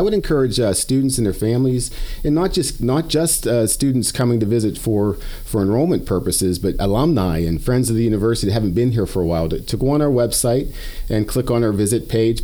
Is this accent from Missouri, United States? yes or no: no; Western Pennsylvania, United States; moved away as an adult; also born or lived in South Dakota; now in Canyon, Texas, United States; I grew up in in Western Pennsylvania, spent some time in South Dakota